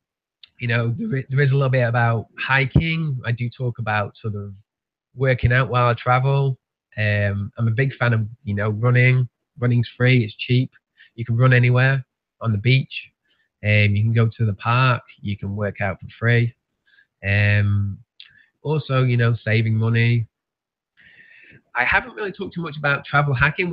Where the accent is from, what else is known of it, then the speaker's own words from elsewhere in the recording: near Manchester, North West England, United Kingdom; moved away as an adult; now in Tasmania, Australia; growing up in England